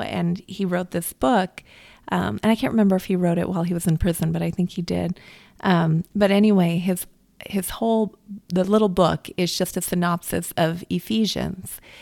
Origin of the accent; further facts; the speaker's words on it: United States; I grew up in America